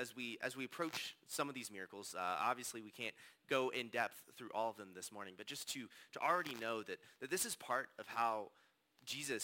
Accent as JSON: {"language": "English", "town": "Danville", "region": "Virginia", "country": "United States", "also_born_or_lived": "New River Valley, Virginia", "moved": "as an adult", "said": "I'm originally from Danville, Virginia"}